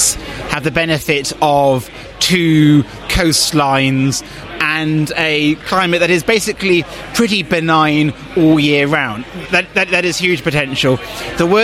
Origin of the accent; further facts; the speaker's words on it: Bristol, South West England, United Kingdom; moved away as an adult; now in New Zealand; I grew up in Bristol.